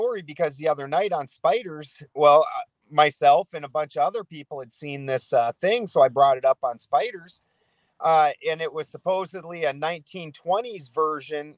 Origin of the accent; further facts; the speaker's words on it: South Dakota, United States; where I'm from South Dakota